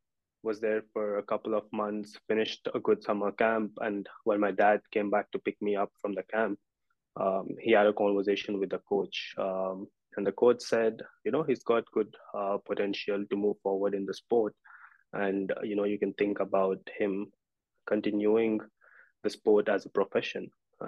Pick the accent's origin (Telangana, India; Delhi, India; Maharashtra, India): Telangana, India; Hyderabad; also born or lived in Nashville, United States; So I was two when my parents decided to move back to India from Nashville after living there for around 12 years. And then growing up in India